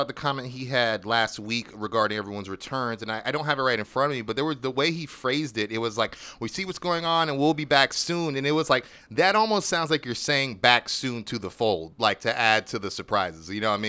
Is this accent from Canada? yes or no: yes; Canada; I love all you, and in case you missed it, I love being Canadian.